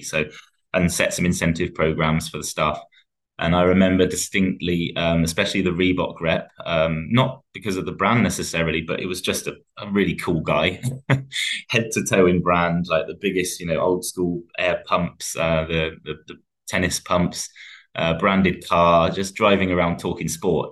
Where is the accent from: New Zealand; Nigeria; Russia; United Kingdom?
United Kingdom; England; especially being English